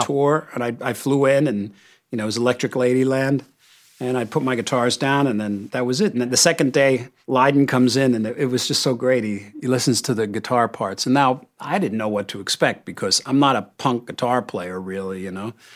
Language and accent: English; United States